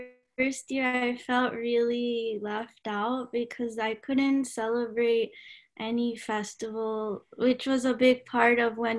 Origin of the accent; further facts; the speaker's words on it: Dallas, Texas, United States; I'm originally from Dallas, Texas